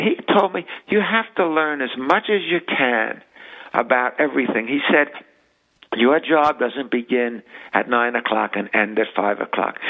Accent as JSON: {"language": "English", "town": "New York City", "region": "New York", "country": "United States", "tie": "born or raised there", "said": "We grew up in the Bronx"}